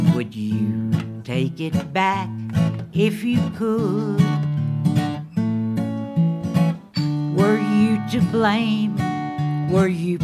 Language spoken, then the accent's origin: English; Paris, Tennessee, United States; I was born in Paris, Tennessee, the home of the Eiffel Silo